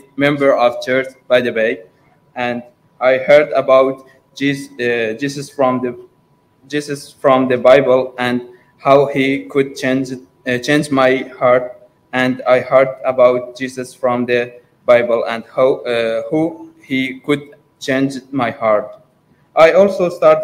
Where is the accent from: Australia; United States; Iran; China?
Iran; moved away as an adult; also born or lived in London, United Kingdom; now in Morecambe, United Kingdom; from Iran, and I'm 20 years old